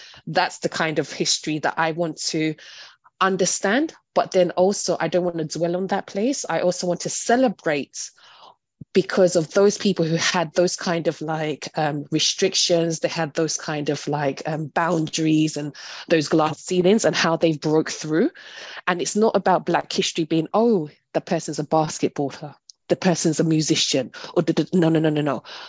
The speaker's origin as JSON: {"language": "English", "region": "London", "country": "United Kingdom", "tie": "born or raised there", "said": "I'm born and raised in London and Hackney, but I'm from Nigerian heritage."}